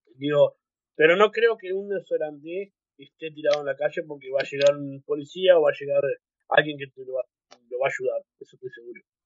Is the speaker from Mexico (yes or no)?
no; Uruguay; moved away as an adult; now in New Zealand; Uruguay, porque es mi tierra y yo amo Uruguay también